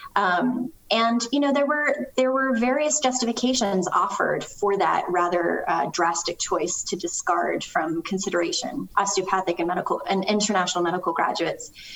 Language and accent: English; Canada; moved away; I'm originally from Canada.